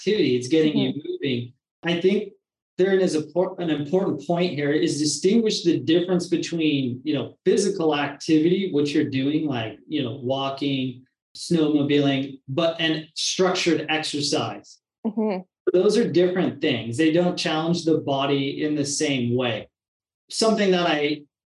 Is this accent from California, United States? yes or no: no; Washington, United States; moved away as an adult; now in Phoenix, United States; I'm from Washington State